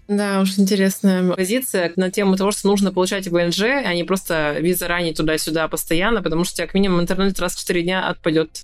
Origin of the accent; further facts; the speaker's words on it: Yekaterinburg, Sverdlovsk Oblast, Russia; moved away as an adult; now in Turkey; я приехала из Турции обратно в свой город в Екатеринбург